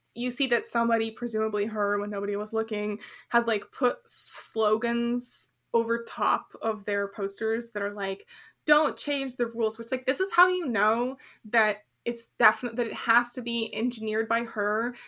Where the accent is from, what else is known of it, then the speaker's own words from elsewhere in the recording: United States; as an American